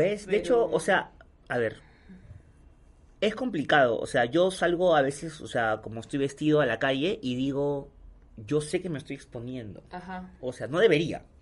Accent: Peru; todos somos peruanos iguales

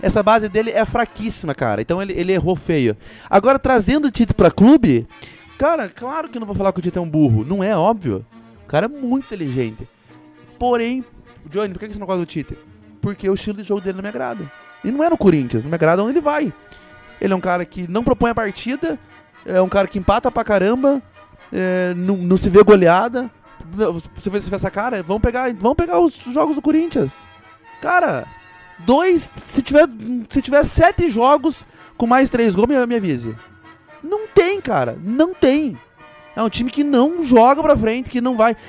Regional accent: Brazil; eu sou brasileiro

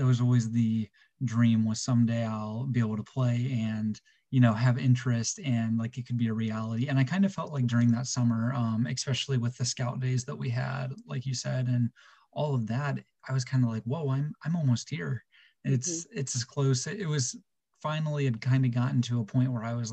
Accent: Midwest, United States; being a Midwest guy

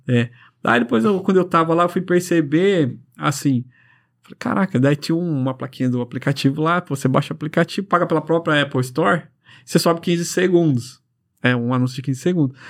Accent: Londrina, Paraná, Brazil; A gente é de Londrina

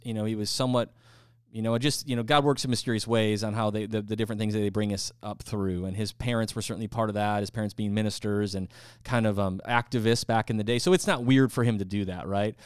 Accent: United States; I'm an American, I love America, and I'm proud to be an American

